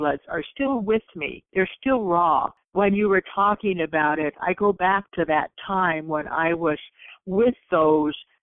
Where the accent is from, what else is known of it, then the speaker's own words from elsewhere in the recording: Santa Barbara, California, United States; I am from Santa Barbara, California